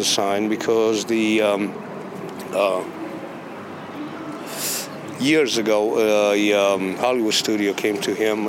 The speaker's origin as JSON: {"language": "English", "country": "Romania", "second_language": "English", "moved": "as an adult", "lives_now": "Memphis, United States", "said": "I'm originally from Romania, and I came to Memphis in 86"}